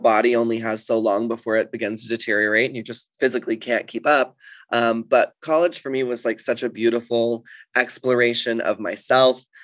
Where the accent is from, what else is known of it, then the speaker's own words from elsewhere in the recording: Dallas, Texas, United States; moved away as an adult; also born or lived in Los Angeles; now in London, United Kingdom; I grew up in Texas